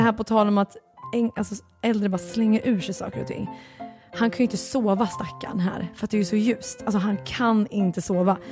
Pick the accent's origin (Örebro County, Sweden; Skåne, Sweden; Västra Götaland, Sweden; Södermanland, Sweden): Örebro County, Sweden; Örebro; now in Stockholm, Sweden; Örebro, min hemstad